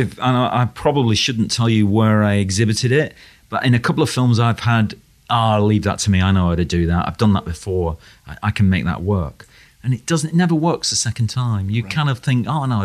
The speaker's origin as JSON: {"language": "English", "country": "United Kingdom", "tie": "born or raised there", "said": "growing up in Britain"}